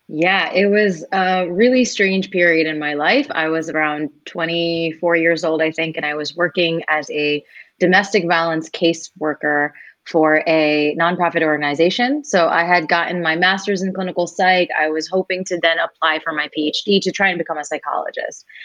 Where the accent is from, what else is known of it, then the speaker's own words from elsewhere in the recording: United States; for us as Indian Americans